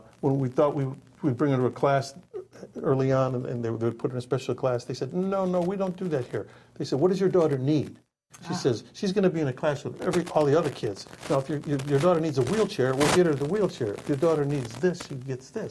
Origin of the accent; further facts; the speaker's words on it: Chicago, Illinois, United States; moved away; my hometown, Chicago